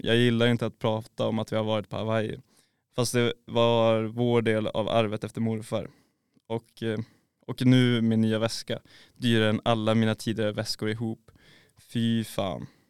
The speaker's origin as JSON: {"language": "Swedish", "region": "Norrland", "country": "Sweden", "said": "Som norrlänning"}